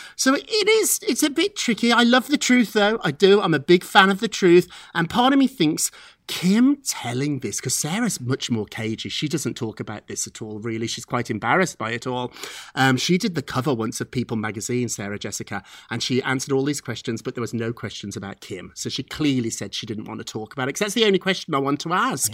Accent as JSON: {"language": "English", "region": "England", "country": "United Kingdom", "moved": "yes", "lives_now": "United States", "said": "as an Englishman who became an American citizen"}